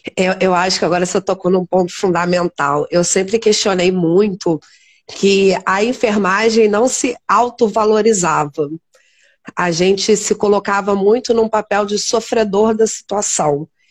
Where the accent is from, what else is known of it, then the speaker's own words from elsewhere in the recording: Teresópolis, Rio de Janeiro, Brazil; somos aqui de Teresópolis, nos formamos aqui